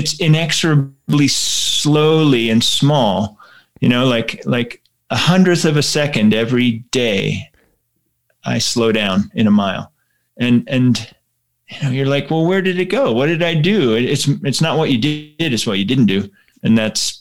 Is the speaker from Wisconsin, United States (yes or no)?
no; Pittsburgh, Pennsylvania, United States; moved away; I grew up in Pittsburgh, Pennsylvania